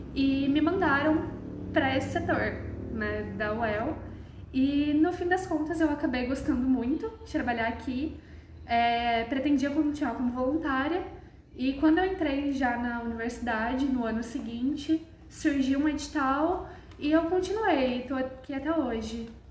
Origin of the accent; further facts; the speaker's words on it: Londrina, Paraná, Brazil; também sou de Londrina. Eu vinha mais no museu com a escola quando eu era criança.